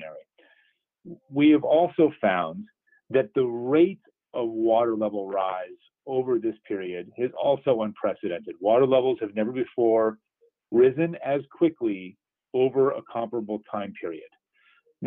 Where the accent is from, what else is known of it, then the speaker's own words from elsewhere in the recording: East Coast, United States; now in Southeast Michigan, United States; I grew up on the East Coast near the Atlantic Ocean